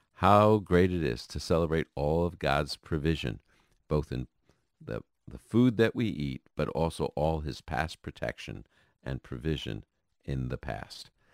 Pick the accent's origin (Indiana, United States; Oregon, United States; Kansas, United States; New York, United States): New York, United States; New York City; growing up in Brooklyn, New York